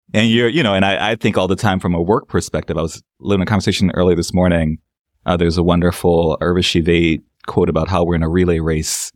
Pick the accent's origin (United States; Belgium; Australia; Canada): United States; New Orleans, Louisiana; I'm from New Orleans